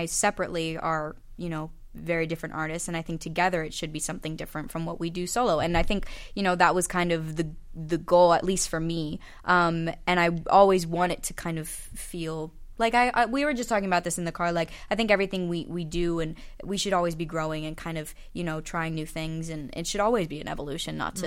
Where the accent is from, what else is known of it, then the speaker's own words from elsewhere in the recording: Philadelphia, Pennsylvania, United States; moved away; Philly's my hometown, and I happen to be in town